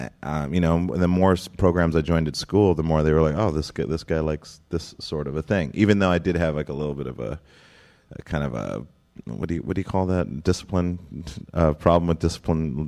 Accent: Great Falls, Montana, United States; growing up in Great Falls, Montana

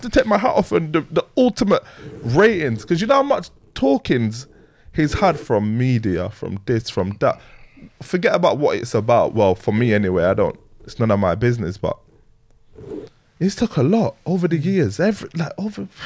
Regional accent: Leeds, Yorkshire and the Humber, United Kingdom; also born or lived in London; I grew up in Leeds, Leeds and London, like a little bit bouncing back and forth. Um, so yeah, but more more time it was in Leeds

